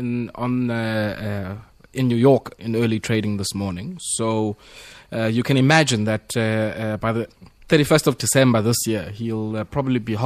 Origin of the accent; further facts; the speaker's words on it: Komani, Eastern Cape, South Africa; I'm from Komani.